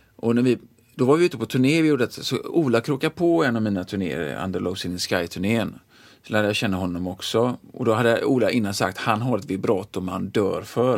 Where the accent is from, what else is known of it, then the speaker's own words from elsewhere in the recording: Gothenburg, Västra Götaland, Sweden; kommer jag in där från Frölunda